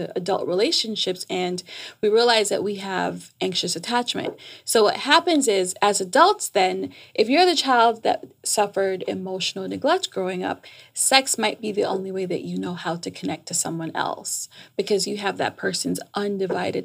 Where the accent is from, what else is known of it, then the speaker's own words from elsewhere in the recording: New York, United States; moved away as an adult; also born or lived in Jamaica / Washington, D.C.; now in Atlanta, United States; I'm Jamaican. I was raised in New York